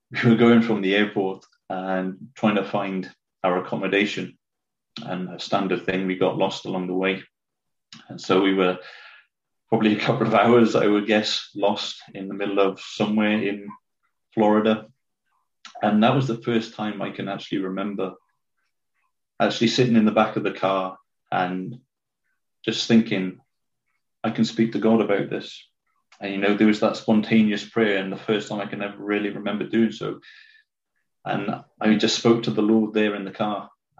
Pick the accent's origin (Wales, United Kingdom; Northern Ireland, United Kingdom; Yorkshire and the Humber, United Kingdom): Wales, United Kingdom; Cwmbran; also born or lived in Winchester / Four Marks; it's about 35 minutes down the road from where I am now, a town called Cwmbran. I don't know if people know Wales, but it's about 5 minutes, 10 minutes from Newport. Not the nicest of places, but, you know, good to be 10 minutes away from it. Growing up in Cwmbran